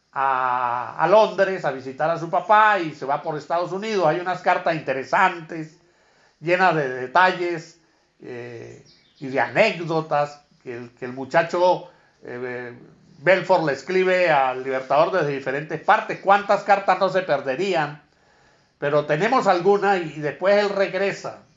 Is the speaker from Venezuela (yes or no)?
yes; Venezuela